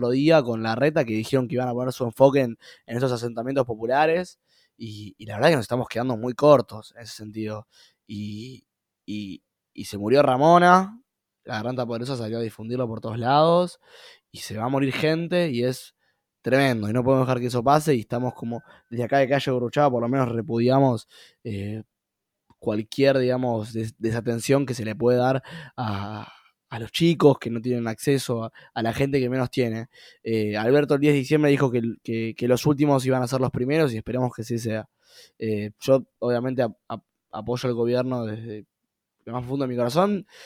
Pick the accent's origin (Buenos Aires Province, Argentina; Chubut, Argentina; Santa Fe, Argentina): Buenos Aires Province, Argentina; now in Buenos Aires, Argentina; yo antes era de, de, Gran Buenos Aires